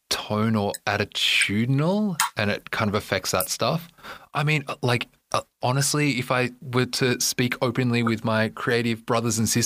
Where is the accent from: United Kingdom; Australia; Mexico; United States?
Australia; moved away; you know that I'm Australian